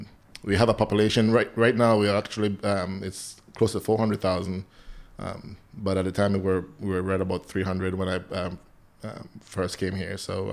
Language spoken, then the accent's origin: English; Belize; I'm from the Central American country of Belize.